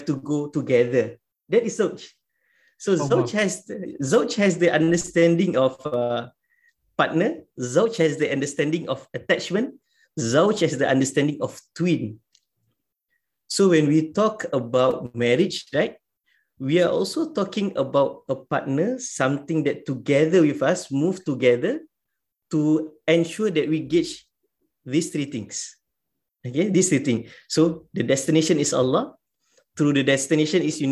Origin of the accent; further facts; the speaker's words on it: Singapore; in our context as a Singaporean